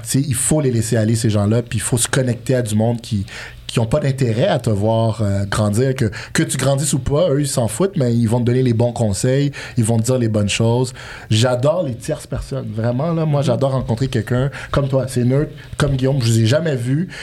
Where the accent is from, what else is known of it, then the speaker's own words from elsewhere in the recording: Montreal, Quebec, Canada; also born or lived in Bordeaux, France; en grandissant à Montréal, euh, j'étais allé habiter en France par la suite, en début de vingtaine, pour jouer à handball